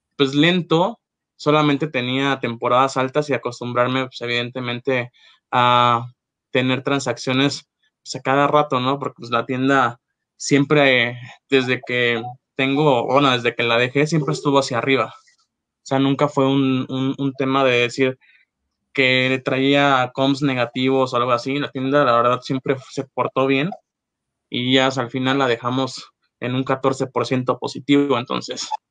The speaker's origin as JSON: {"language": "Spanish", "town": "Acapulco", "region": "Guerrero", "country": "Mexico", "moved": "as an adult", "lives_now": "Mexico City, Mexico", "said": "vengo de Acapulco"}